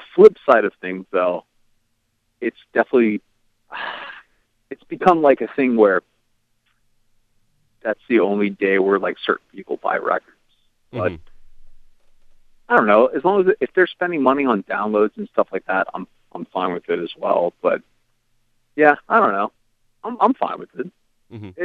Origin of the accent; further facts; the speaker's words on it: Virginia Beach, Virginia, United States; I grew up in Virginia Beach, Virginia